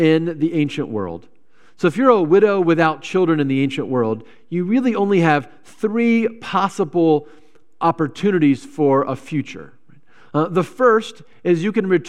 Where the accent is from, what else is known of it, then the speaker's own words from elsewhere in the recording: Virginia, United States; now in Wisconsin, United States; I came from Virginia